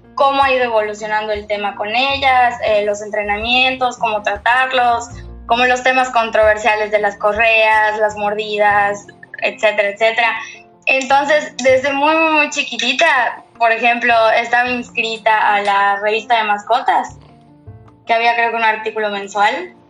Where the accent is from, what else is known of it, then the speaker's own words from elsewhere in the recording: Mérida, Yucatán, Mexico; soy de Mérida, Yucatán. Aquí nací, crecí y absolutamente todo